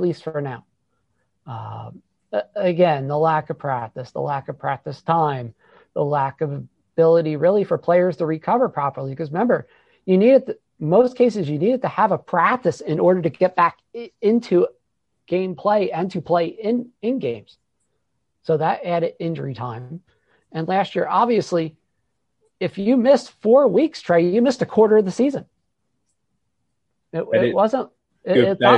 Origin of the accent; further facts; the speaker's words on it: New Jersey, United States; We're from New Jersey